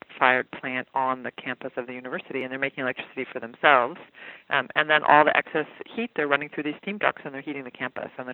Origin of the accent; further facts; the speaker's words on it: the West, United States; I also grew up in the West, so I come from a drenched world